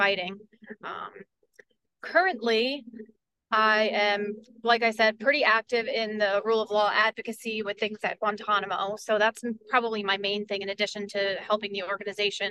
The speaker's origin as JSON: {"language": "English", "town": "Port Jervis", "region": "New York", "country": "United States", "tie": "born or raised there", "said": "I am on council in the city of Port Jervis, and that's my hometown"}